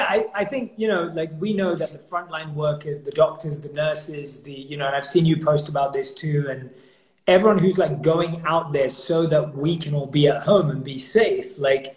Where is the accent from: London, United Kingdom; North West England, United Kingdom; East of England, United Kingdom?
London, United Kingdom; So FIFA is my number one go-to because I grew up in London, so football's like rules for us.